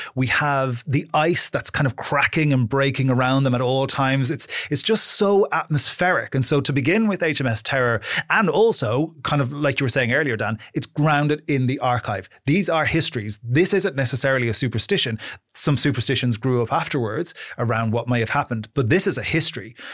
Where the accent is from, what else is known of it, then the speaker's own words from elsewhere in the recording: Ireland; I'm Irish